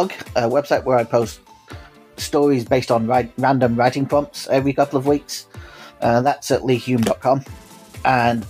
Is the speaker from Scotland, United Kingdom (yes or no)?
no; Lancashire, North West England, United Kingdom; also born or lived in Los Angeles, United States; now in Greater Manchester, United Kingdom; I grew up in Lancashire